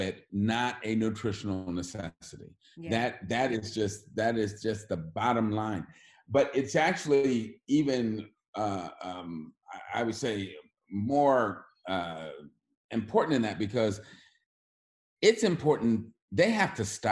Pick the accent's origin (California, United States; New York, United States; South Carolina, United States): California, United States; Oakland; I grew up in Oakland, California